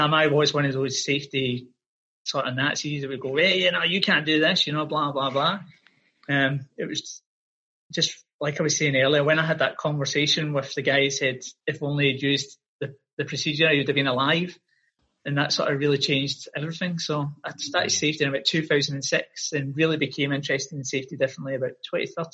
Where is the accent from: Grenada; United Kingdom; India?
United Kingdom; Glasgow, Scotland; moved away as an adult; now in Australia; I'm from Glasgow in Scotland and I came to Australia, 2003.